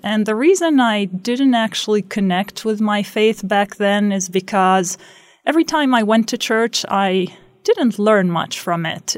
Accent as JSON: {"language": "English", "town": "Beit Sahour", "region": "West Bank", "country": "Palestine", "tie": "born or raised there", "also_born_or_lived": "Jerusalem", "moved": "as an adult", "lives_now": "Rexburg, Idaho, United States", "said": "I grew up in Beit Sahor"}